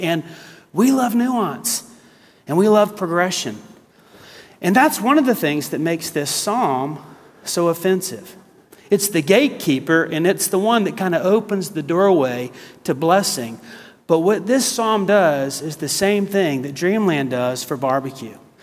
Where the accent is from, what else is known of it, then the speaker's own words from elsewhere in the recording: the South, United States; also born or lived in South Carolina / Texas; I'm from the South